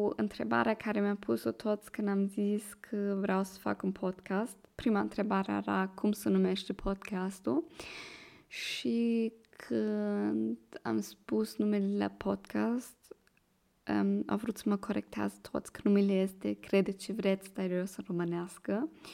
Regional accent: Germany; accent: Moldovan; Romanian is a second language; moved away as an adult; now in Vienna, Austria; eu vin din Germania și am 23 de ani. Acum locuiesc în Viena.

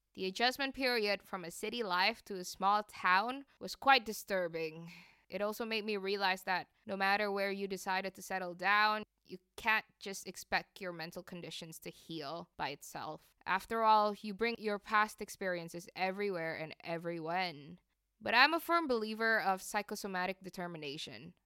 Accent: Jakarta, Indonesia; moved away as an adult; also born or lived in New York; I grew up in Jakarta.

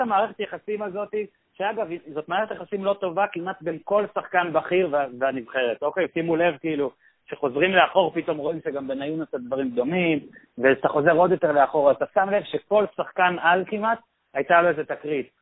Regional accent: Israel

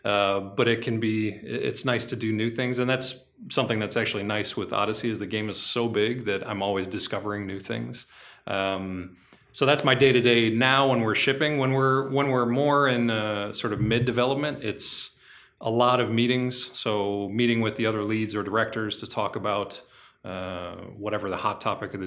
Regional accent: United States; moved away as an adult; now in Quebec, Canada; I'm from the United States.

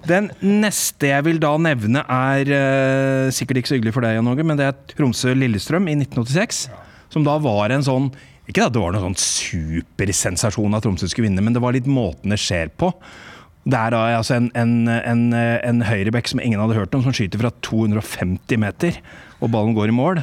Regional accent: England, United Kingdom; now in Norway; Fra oppveksten min i England

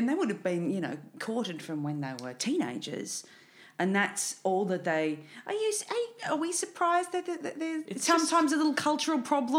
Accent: Riverina, New South Wales, Australia; now in Melbourne, Australia; I grew up in Riverina District

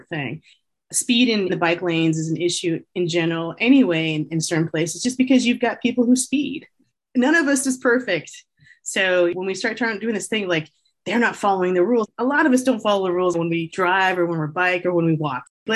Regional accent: Southern California, United States; also born or lived in Bay Area, California; I come from Southern California in particular, and I live in the Bay Area later in life

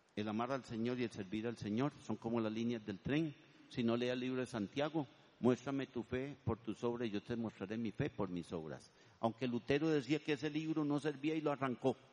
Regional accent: Turrialba, Cartago, Costa Rica; also born or lived in Vargas Araya, San José; now in San José, Costa Rica; Yo vendo queso Turialba porque yo soy de Turialba

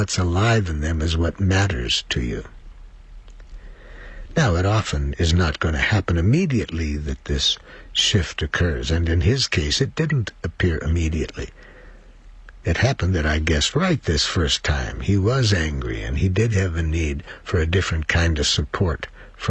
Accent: United States; I'm from the United States

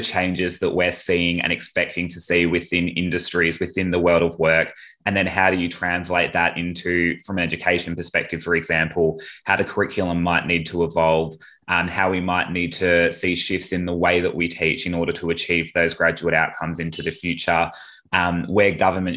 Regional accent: Perth, Western Australia, Australia; moved away; I'm originally from Perth, so did all my high school and initial university education over there

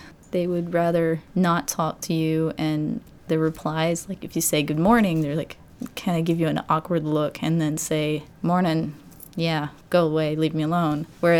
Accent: Arkansas, United States; moved away; I'm from Arkansas, I'm from the South.

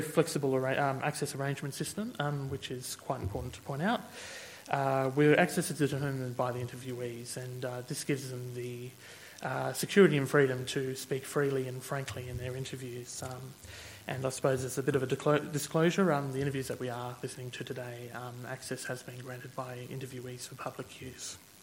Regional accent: Sydney, New South Wales, Australia; now in Canberra, Australia; I was born and raised in Sydney uh, and grew up uh, around uh, there and then moved here to Canberra.

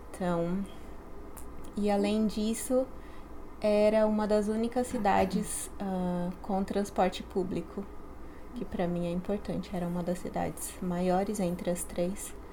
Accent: São Paulo, Brazil; Eu venho da periferia de São Paulo, que são as partes mais pobres da, da cidade.

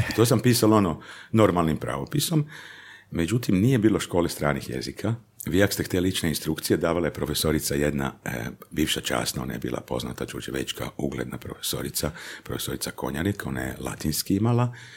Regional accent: Đurđevac, Koprivnica-Križevci County, Croatia; Kao klinac e, živio sam, dakle, rođen sam u Đurđevcu, e, živio u obiteljskoj kući, baka, deda, tata, mama, mlađa seka ja

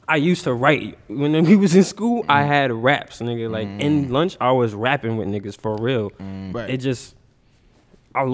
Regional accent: New York City, New York, United States; I'm from Queens, Hollis

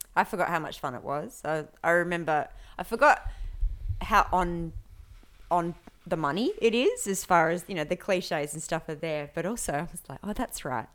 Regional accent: Perth, Western Australia, Australia; I grew up in Perth, in the eastern suburbs

